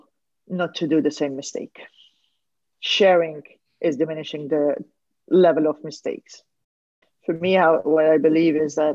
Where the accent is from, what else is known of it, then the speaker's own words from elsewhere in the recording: Lebanon; I'm a Lebanese from Armenian origin